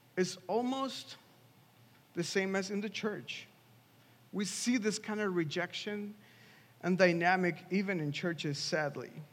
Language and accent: English; Mexico City, Mexico; moved away as an adult; now in Washington, DC, United States; I grew up in Mexico. I'm from Mexico City